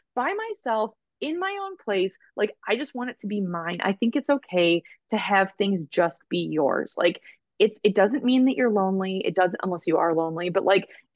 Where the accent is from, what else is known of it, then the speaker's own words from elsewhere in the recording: Michigan, United States; when I was growing up in Michigan, I was part of this neighborhood